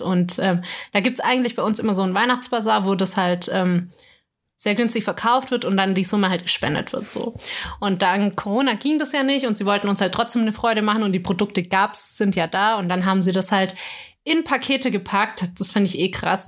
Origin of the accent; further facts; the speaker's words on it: Bavaria, Germany; bei uns in Bayern